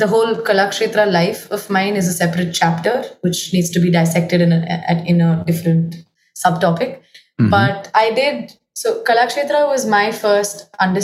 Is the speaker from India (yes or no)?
yes; India; moved away as an adult; I grew up in Delhi, Gurgaon